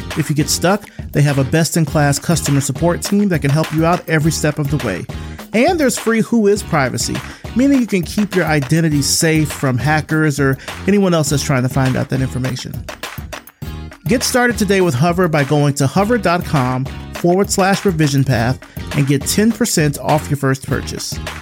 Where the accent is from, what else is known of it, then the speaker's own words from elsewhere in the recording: Selma, Alabama, United States; my hometown of Selma, Alabama